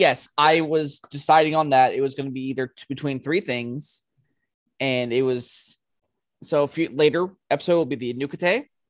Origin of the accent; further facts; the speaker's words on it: New Jersey, United States; But growing up in New Jersey, I heard a lot about this thing.